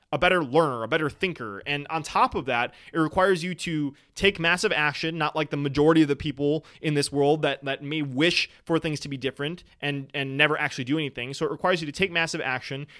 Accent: Wisconsin, United States; I am from Wisconsin

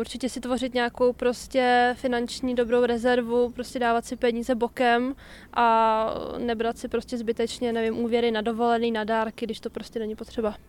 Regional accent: Czechia; my Češi

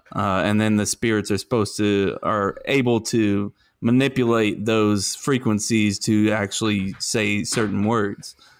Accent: the South, United States; accent: southern

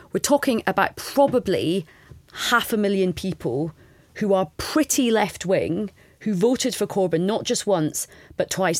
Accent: Scot, Scotland, United Kingdom; as a Scot

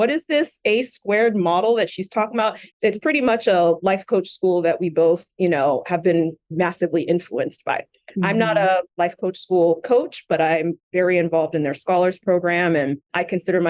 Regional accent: Westchester County, New York, United States; moved away as an adult; also born or lived in Haiti / Florida / Brooklyn, New York / Philadelphia; now in Los Angeles, United States; spent most of my formative years in New York, Westchester County

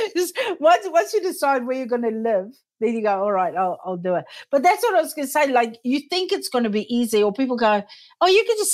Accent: South Africa; also born or lived in United States / United Kingdom; now in New Zealand; I immigrated from South Africa first to the US, then to the UK, then back to South Africa, then to New Zealand.

